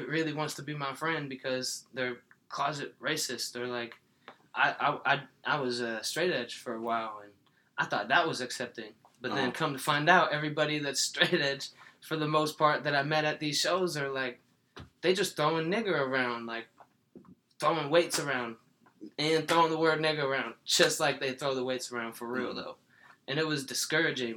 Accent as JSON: {"language": "English", "region": "Iowa", "country": "United States", "tie": "born or raised there", "also_born_or_lived": "Trenton, New Jersey", "said": "I'm from Iowa. I was born in Trenton, New Jersey. My father is black and my mother is white and they were never together. So after about 3 years, they split. My mom moved myself to Iowa"}